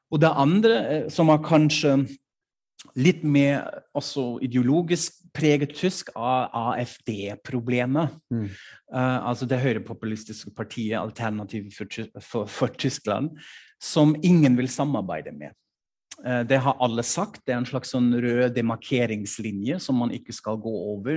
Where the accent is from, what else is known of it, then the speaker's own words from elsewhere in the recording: Norway; now in Germany; hjemlandet mitt